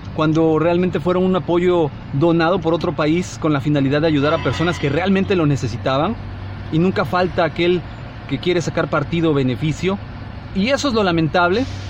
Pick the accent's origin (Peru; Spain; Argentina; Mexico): Mexico; como mexicanos